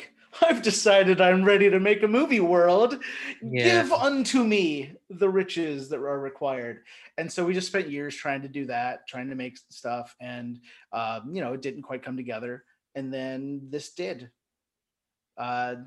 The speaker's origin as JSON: {"language": "English", "town": "Erlanger", "region": "Kentucky", "country": "United States", "tie": "born or raised there", "said": "growing up in Northern Kentucky"}